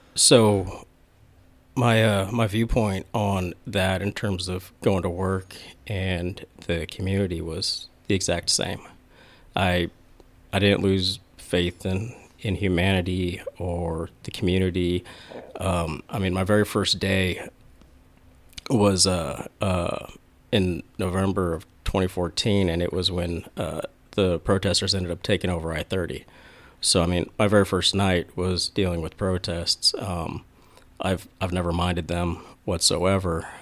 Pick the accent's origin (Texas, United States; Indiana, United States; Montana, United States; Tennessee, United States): Texas, United States; Flower Mound; also born or lived in Midway City, California; I ended up moving over to Flower Mound, Texas. After that, I spent there all the way through elementary, middle, high school